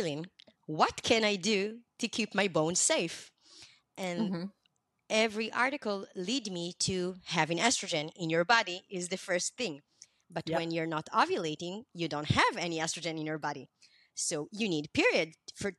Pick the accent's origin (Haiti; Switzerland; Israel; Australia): Israel; I'm from Israel.